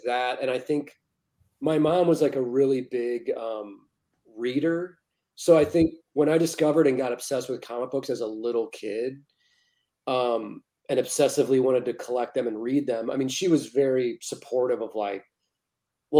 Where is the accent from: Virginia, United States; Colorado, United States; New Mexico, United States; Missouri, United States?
Missouri, United States; St. Louis; moved away as an adult; also born or lived in Kansas City / Arizona / Los Angeles; now in Pacific Northwest, United States; I was born and raised in St. Louis.